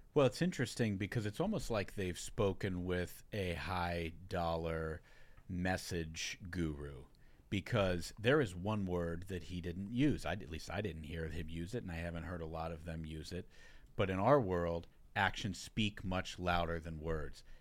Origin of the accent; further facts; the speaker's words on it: Hamilton, Ohio, United States; also born or lived in Sharonville, Ohio; I grew up in Sharonville and Hamilton, Ohio